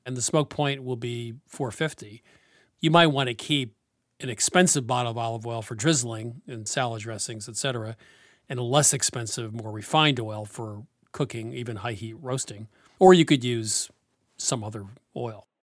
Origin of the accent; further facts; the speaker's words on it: New England, United States; I'm from New England